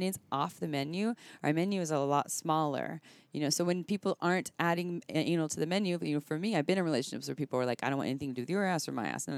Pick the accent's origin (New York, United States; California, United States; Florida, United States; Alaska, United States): California, United States; Santa Cruz; I'm from Santa Cruz.